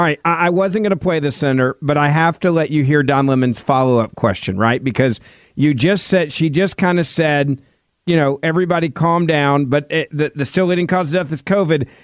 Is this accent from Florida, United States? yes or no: no; Memphis, Tennessee, United States; In my hometown of Memphis